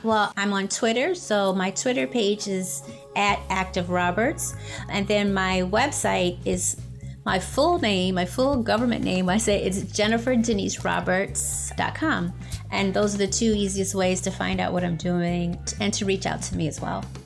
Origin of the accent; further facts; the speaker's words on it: Buffalo, New York, United States; moved away; I grew up in Buffalo, New York.